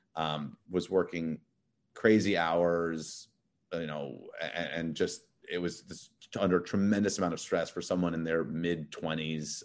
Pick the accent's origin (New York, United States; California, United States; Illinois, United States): New York, United States; New York City; moved away as an adult; also born or lived in Massachusetts / Connecticut / Los Angeles; now in Miami, United States; I grew up in Manhattan. I'm actually a third generation Manhattan